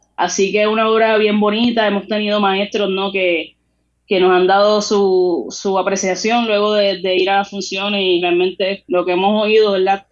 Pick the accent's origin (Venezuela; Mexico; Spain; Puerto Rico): Puerto Rico; lo que somos nosotros como puertorriqueños y nuestras raíces